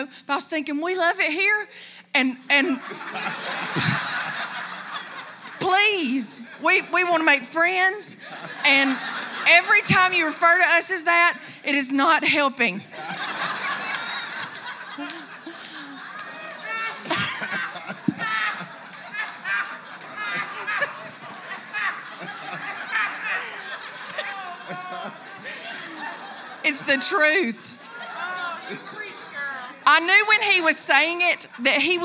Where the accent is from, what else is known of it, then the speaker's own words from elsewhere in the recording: Coleman, United States; moved away as an adult; Growing up in Coleman